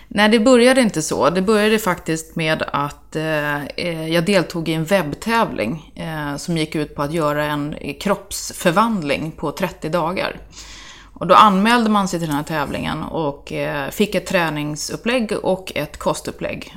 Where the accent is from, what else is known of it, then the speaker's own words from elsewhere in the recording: Täby, Stockholm County, Sweden; also born or lived in Örebro; jag är uppvuxen i Täby, ursprungligen